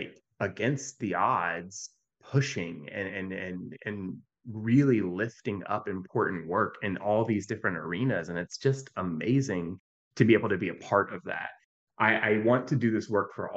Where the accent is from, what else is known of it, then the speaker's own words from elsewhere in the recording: Virginia, United States; I grew up in Virginia.